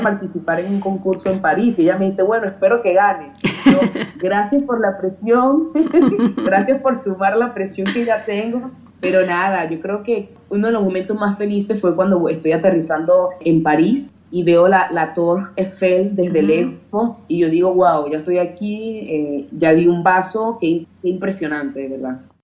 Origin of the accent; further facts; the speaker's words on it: Yaracuy, Venezuela; moved away; also born or lived in Europe; en Yaracuy, en mi pueblo